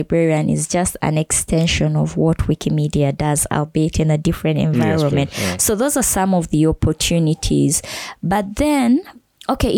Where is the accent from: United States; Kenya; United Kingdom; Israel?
Kenya; now in Uganda; I grew up in Kenya